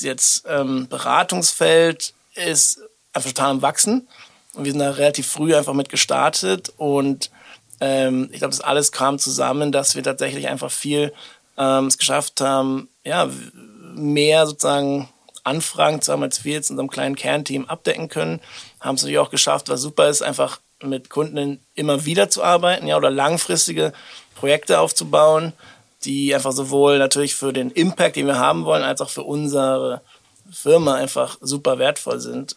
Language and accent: German; Berlin, Germany; wir kommen beide auch aus Berlin